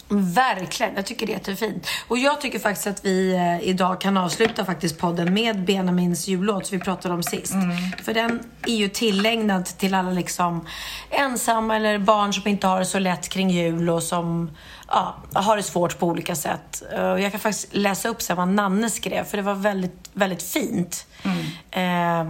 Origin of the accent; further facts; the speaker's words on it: Gustavsberg, Stockholm County, Sweden; jag är uppvuxen då i Gustavsberg